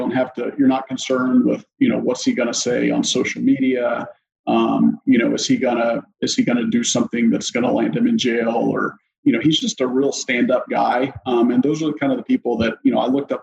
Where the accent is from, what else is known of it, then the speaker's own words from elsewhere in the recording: Memphis, Tennessee, United States; growing up, I grew up in the Memphis, Tennessee area